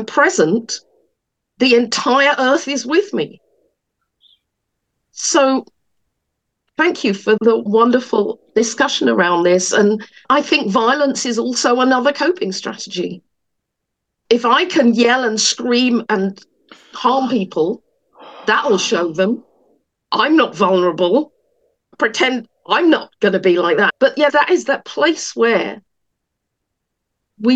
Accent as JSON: {"language": "English", "region": "England", "country": "United Kingdom", "tie": "born or raised there", "moved": "yes", "said": "I was born in England"}